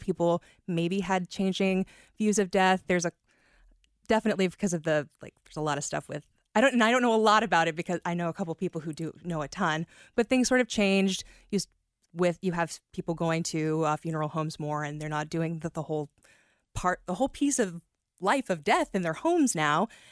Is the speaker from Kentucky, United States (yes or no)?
yes; Kentucky, United States; I'm from actual Kentucky as opposed to Northern Kentucky